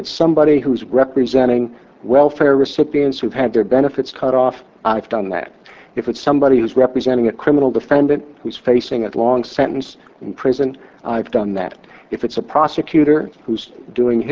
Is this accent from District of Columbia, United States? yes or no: no; Indiana, United States; I was a, I would say, typical middle-class kid growing up in Indiana